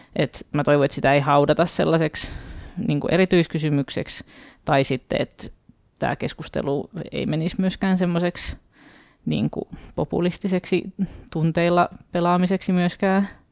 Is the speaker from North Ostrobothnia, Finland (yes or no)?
yes; Oulu, North Ostrobothnia, Finland; mun kotikaupungissa Oulussa